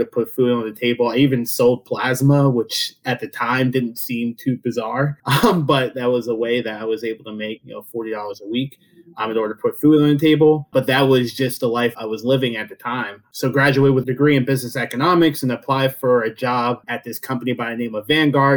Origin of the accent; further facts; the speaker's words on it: rural central Pennsylvania, United States; after, you know, 13 years of going from home to home, I settled in a small town in rural Pennsylvania, middle of Pennsylvania, right below where State College is